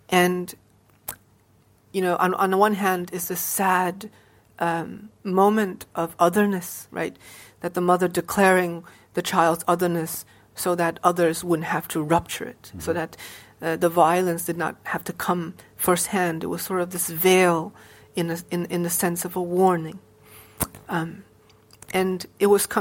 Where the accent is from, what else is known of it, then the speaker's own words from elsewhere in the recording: Hartford, Connecticut, United States; I grew up in Hartford, and Hartford is a very tough neighborhood